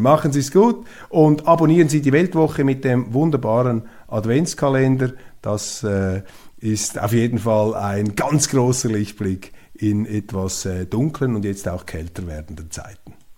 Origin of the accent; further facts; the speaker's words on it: Switzerland; als Schweizer